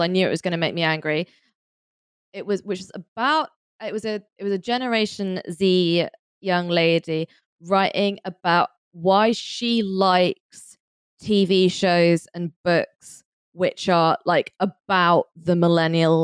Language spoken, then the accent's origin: English; London, United Kingdom; I grew up in London